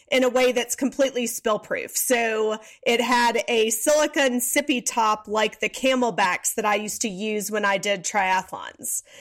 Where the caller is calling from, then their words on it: Atlanta, Georgia, United States; I am in Atlanta, Georgia.